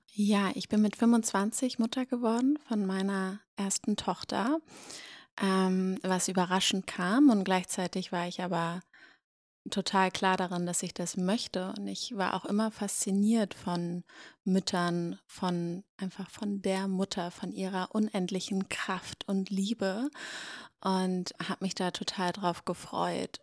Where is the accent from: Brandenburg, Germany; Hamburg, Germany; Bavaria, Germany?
Hamburg, Germany; now in Berlin, Germany; Ich komme aus Hamburg ursprünglich